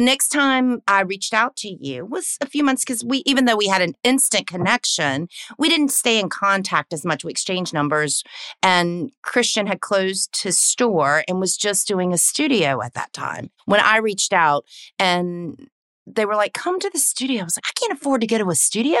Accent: the South, United States; accent: Southern; I'm born and raised in the South. Don't know if you can tell from the accent

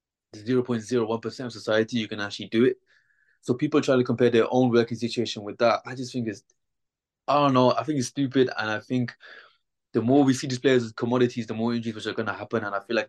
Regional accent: Birmingham, West Midlands, United Kingdom; I'm from Birmingham, born and raised.

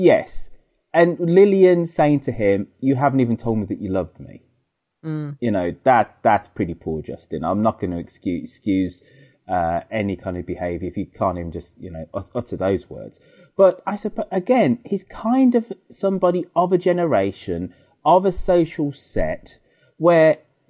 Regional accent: United Kingdom; being British

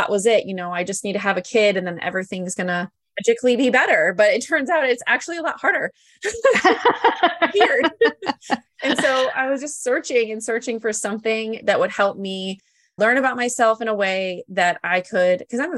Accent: Iowa, United States; I'm from Iowa

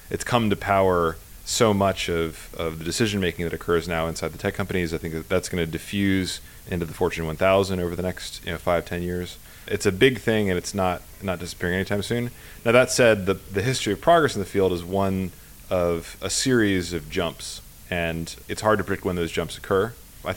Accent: Pennsylvania, United States; moved away as an adult; now in Bay Area, United States; I grew up in Pennsylvania, of all places.

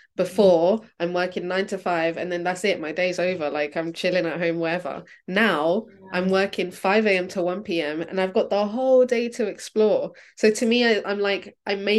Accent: Brazil; moved away; because I'm from Brazil

